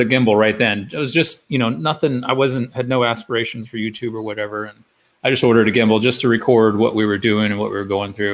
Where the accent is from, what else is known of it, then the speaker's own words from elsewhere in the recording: Florida, United States; I grew up in Florida